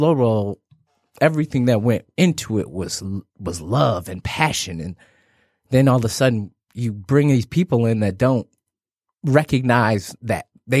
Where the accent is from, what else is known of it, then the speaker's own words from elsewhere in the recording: Detroit, Michigan, United States; I grew up on Plymouth and Evergreen. Mm-hmm. My house is no longer there. After that, we lived in Brightmoor.